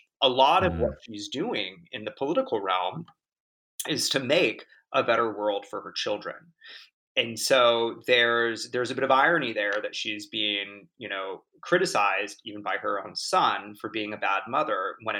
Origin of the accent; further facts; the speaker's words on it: Laguna Beach, California, United States; You know, I grew up in Orange County in Laguna Beach, and, you know, was sort of surrounded by a lot of, you know, mothers driving white Range Rovers and that sort of thing.